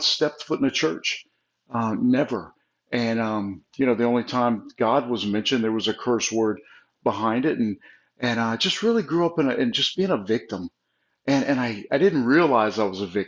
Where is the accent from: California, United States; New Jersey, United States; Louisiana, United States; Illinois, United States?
Louisiana, United States; South; we grew up in South Louisiana, typical Italian family